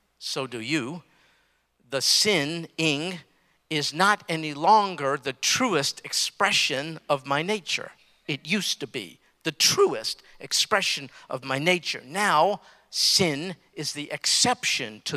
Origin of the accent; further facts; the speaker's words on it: New York City, New York, United States; I'm from Brooklyn, New York. I grew up in New York